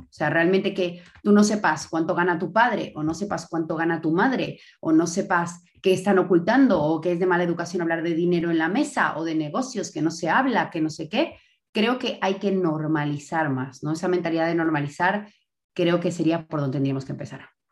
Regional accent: Bolivia; moved away as an adult; now in Spain; Soy boliviana, de raíces libanesas y croatas

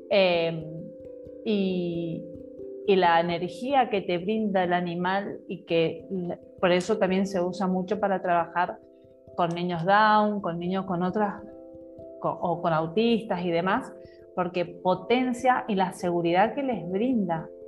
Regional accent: Mendoza, Argentina; Yo también soy, soy de Mendoza.

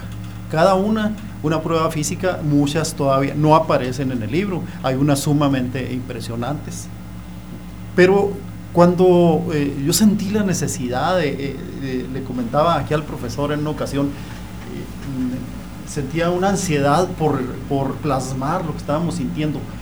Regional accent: Chihuahua, Mexico; también soy de, soy de Chihuahua

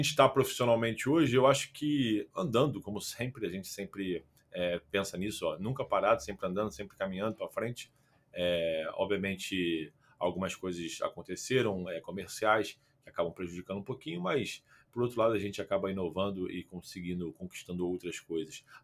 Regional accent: Rio de Janeiro, Brazil; Eu sou carioca, é, nascido no Rio.

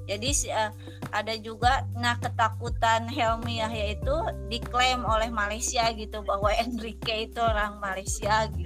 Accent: Sukabumi, West Java, Indonesia; gini loh kalau misalnya mochi itu asli dari Sukabumi gitu saya kan orang Sukabumi ya

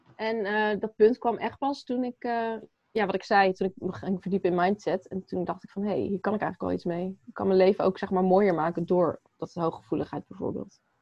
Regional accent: Apeldoorn, Gelderland, Netherlands; ik ben geboren in Apeldoorn.

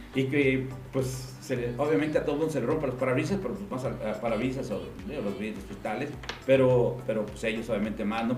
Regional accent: Aguascalientes, Mexico; Soy de Aguascalientes. Mis padres son hidrocálidos

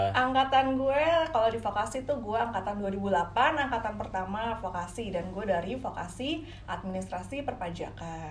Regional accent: Depok, West Java, Indonesia; also born or lived in Semarang / Kalibata, Jakarta; jadi baru 5 SD sampai seterusnya gue baru jadi adep alias anak Depok.

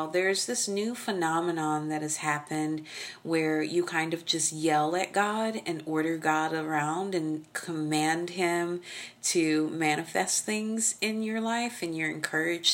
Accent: Oklahoma, United States; I'm from Oklahoma. We spank our children.

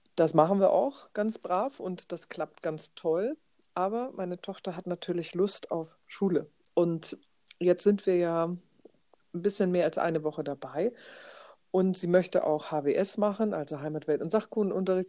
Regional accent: Schleswig-Holstein, Germany; hier bei uns in Schleswig-Holstein

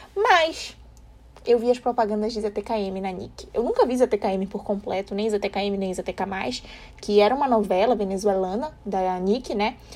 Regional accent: Brazil; nós somos do Brasil.

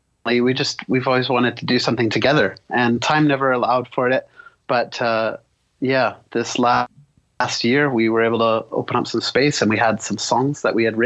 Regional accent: Vancouver, British Columbia, Canada; We're from Vancouver, British Columbia, Canada

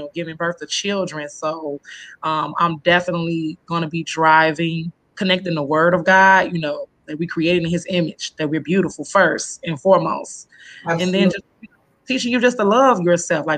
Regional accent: Chicago, Illinois, United States; now in Rockford, United States; I was born and raised in Chicago. I've moved out of Chicago about 8 years ago

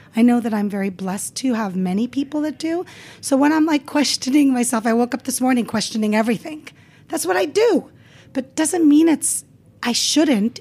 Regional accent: Las Vegas, Nevada, United States; English is a second language; also born or lived in California; growing up in Las Vegas

